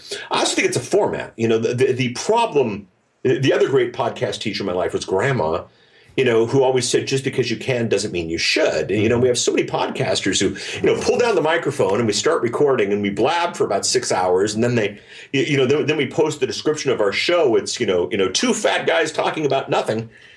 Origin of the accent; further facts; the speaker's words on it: Germany; Well, okay, so I grew up in Germany. My folks worked for the U.S. military